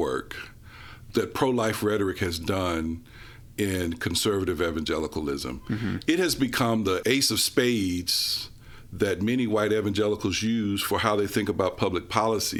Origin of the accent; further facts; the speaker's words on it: Memphis, Tennessee, United States; growing up in Memphis